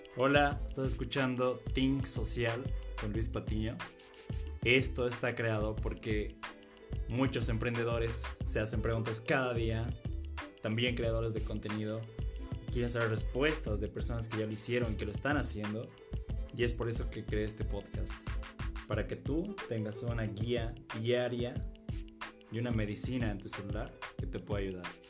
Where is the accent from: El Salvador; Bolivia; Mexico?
Bolivia; nosotros somos de Bolivia